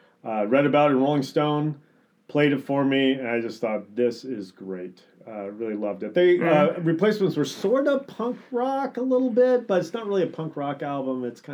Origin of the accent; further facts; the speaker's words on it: Indianapolis, Indiana, United States; moved away as an adult; also born or lived in Evansville, Indiana / Wooster, Ohio / Chicago, Illinois; I grew up in Indianapolis, Indiana.